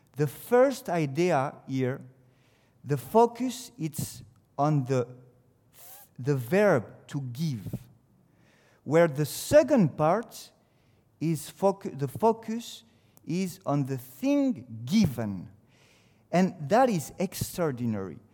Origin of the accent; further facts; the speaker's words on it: France; English is a second language; it's a French who comes to speak to you